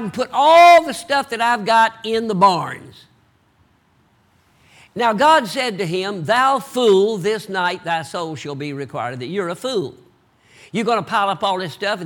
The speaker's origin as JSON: {"language": "English", "region": "the South", "country": "United States", "accent": "Southern", "said": "I talk like a Southerner"}